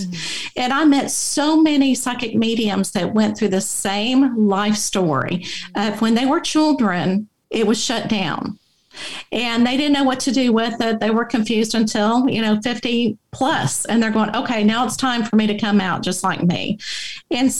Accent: Abilene, Texas, United States; I grew up in Abilene, Texas

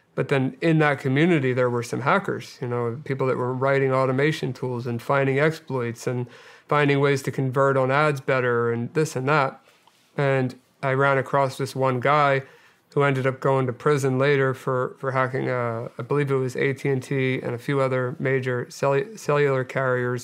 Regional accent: Delaware County, Pennsylvania, United States; I grew up outside of uh, right outside of West Philadelphia in uh, Delaware County, Pennsylvania, and uh, I yeah I lived there most of my life

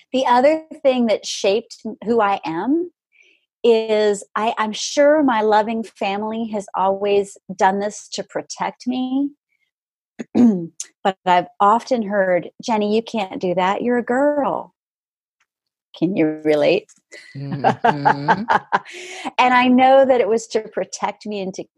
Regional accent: Jacksonville, Florida, United States; also born or lived in Orange Park, Florida; I grew up in Jacksonville, Florida, big old Navy town

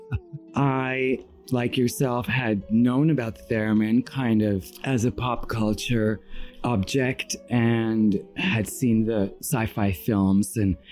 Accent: Iran; moved away; And I was raised in Iran and I'm Armenian

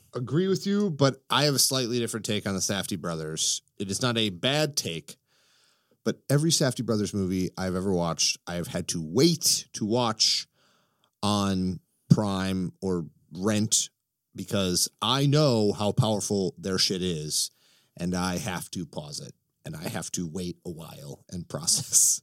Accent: Chicago, Illinois, United States; also born or lived in Florida; I am a Chicagoan.

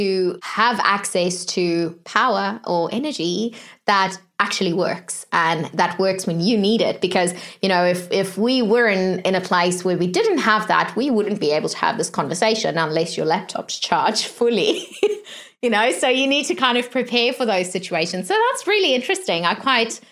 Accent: South Africa; moved away; originally I'm from South Africa

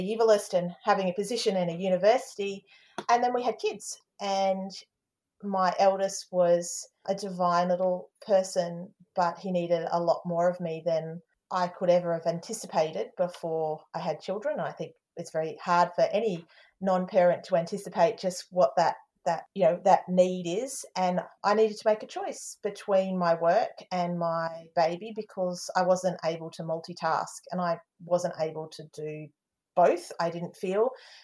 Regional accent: Darwin, Northern Territory, Australia; I'm Australian. My dad's English. I was born in Darwin

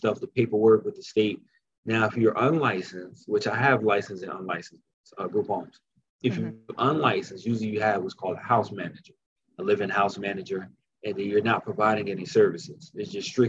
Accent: Newark, New Jersey, United States; I'm from Newark.

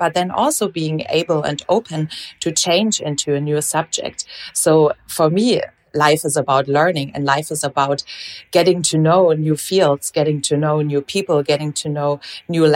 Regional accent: Germany; they moved back to Germany, where I actually came from. And so instead of Portugal, I grew up in Germany

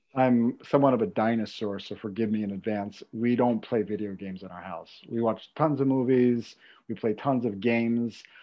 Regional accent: New York, United States; I'm from New York

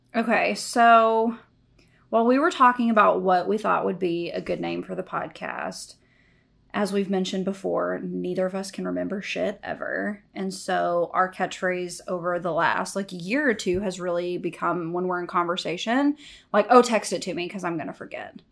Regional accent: Corsicana, Texas, United States; moved away as an adult; also born or lived in New York; born and raised in Corsicana, Texas

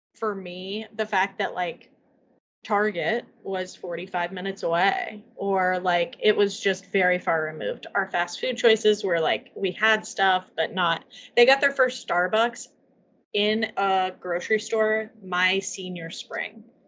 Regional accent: Columbus, Indiana, United States; moved away; the older I get and the further removed I am from Columbus

